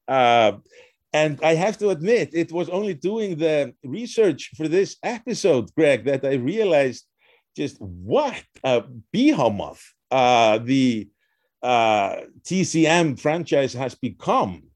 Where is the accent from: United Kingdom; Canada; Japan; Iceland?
Iceland; Reykjavik, Capital Region; moved away; also born or lived in Wisconsin; I was born in Reykjavik